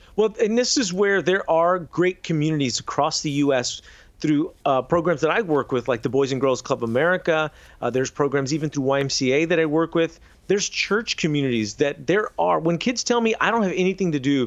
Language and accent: English; San Antonio and Houston, Texas, United States; I went to a number of schools in both San Antonio and Houston. So I was born in San Antonio, then we moved to Houston